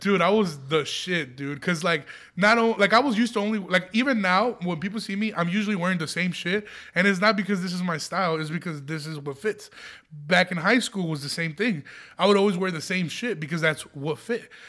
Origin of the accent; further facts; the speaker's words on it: Aurora, Illinois, United States; I grew up in Aurora, Illinois